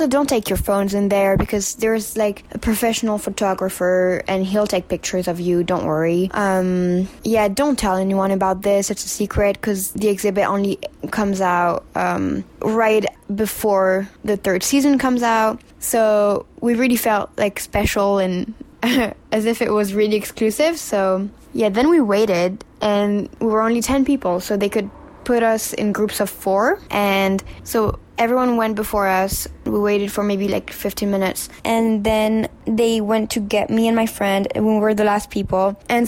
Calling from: New York, United States; Hi, Upside Down Podcast. … I'm sending this from New York.

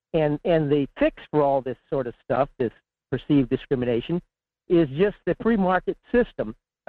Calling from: Fairbanks, Alaska, United States; in Fairbanks.

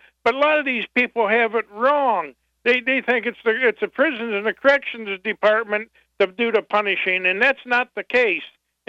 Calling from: Battle Creek, Michigan, United States; Hi, I'm from Battle Creek, and I've worked in the prisons for quite a few years

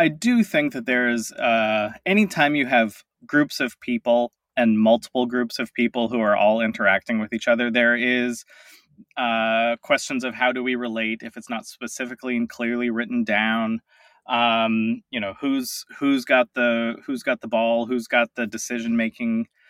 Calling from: Tacoma, Washington, United States; I am in Tacoma, Washington, just a little bit south of Seattle.

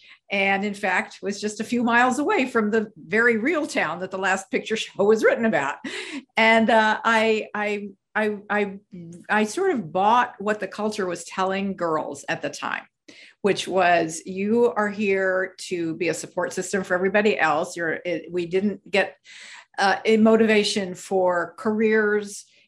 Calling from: Scottsdale, Arizona, United States; This morning, I'm speaking from Scottsdale, Arizona. Most of the time, you'll find me in Manhattan, New York.

